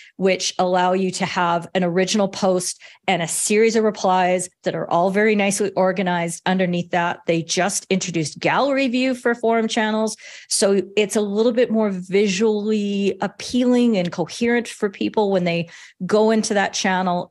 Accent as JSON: {"language": "English", "country": "Canada", "said": "I'm Canadian"}